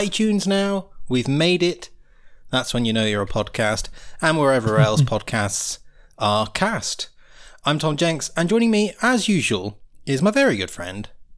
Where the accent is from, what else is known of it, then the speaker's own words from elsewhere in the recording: United Kingdom; now in Italy; I'm British